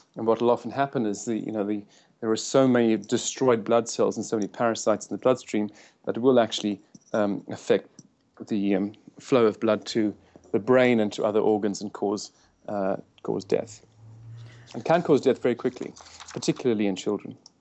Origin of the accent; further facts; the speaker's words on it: South Africa; moved away as an adult; also born or lived in United States; I'm from South Africa